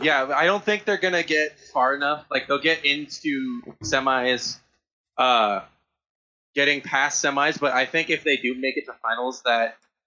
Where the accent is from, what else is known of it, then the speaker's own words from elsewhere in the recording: Apple Valley, California, United States; I've lived here my whole life